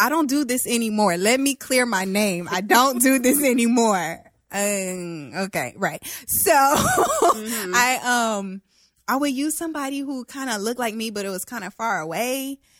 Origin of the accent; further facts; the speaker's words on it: the South, United States; I'm from the South.